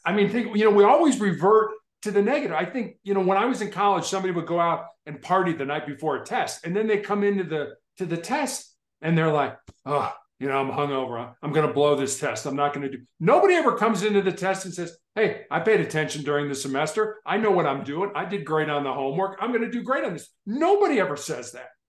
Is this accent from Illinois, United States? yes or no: yes; Chicago, Illinois, United States; when I was growing up in Chicago